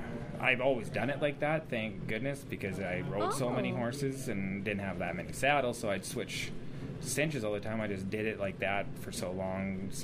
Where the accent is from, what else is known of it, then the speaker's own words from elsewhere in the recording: Nanton, Alberta, Canada; also born or lived in Ontario / Edmonton, Alberta; my parents separated and I lived in Nanton, and that's kind of where I grew up.